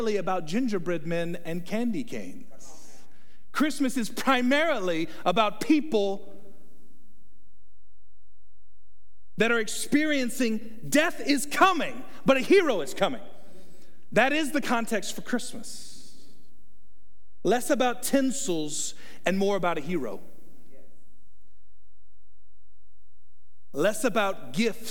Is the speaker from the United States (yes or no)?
yes; Texas, United States; I'm from Texas